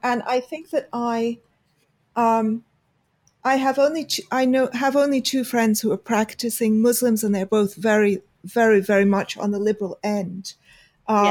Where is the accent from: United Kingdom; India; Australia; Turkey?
United Kingdom; we're we're both British, although I am yep. not from Essex.